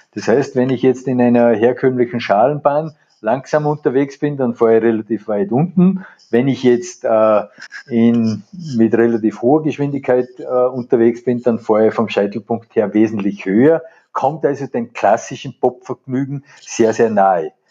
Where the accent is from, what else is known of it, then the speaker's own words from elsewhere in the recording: Abtenau, Salzburg, Austria; bei uns in Abtenau beispielsweise die Rodelbahn